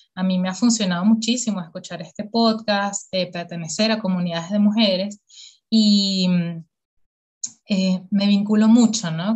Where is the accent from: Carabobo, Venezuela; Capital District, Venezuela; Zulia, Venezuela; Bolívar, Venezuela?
Capital District, Venezuela; Caracas; yo soy caraqueña, pero así mal